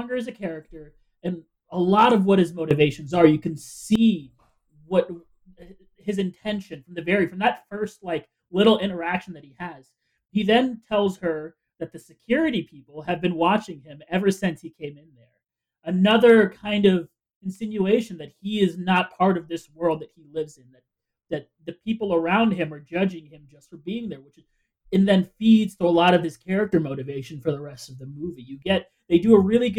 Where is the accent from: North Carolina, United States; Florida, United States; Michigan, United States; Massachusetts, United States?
Florida, United States; moved away as an adult; also born or lived in Puerto Rico; now in New Hampshire, United States; I lived in Florida my entire life.